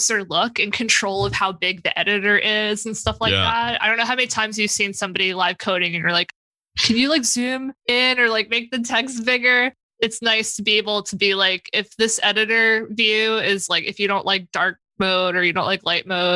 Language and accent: English; New York City, New York, United States; I'm from South Brooklyn. Our language is just gotchas and banter and stuff